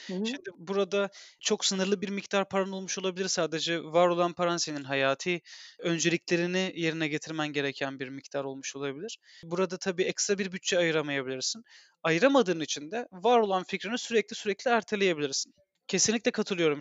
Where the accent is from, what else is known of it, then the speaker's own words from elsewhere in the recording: Turkey; Biz Türk'üz